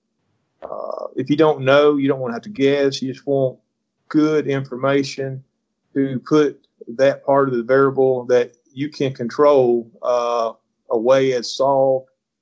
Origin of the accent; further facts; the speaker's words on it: North Alabama, United States; I'm from North Alabama, been deer hunting, since about 14